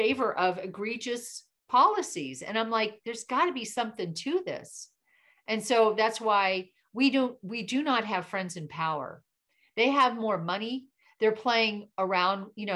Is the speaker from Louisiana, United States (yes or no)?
no; Florida, United States; I'm from Florida